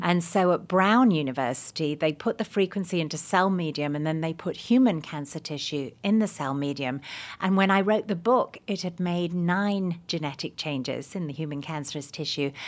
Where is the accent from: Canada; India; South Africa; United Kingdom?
United Kingdom; England; now in United States; I'm English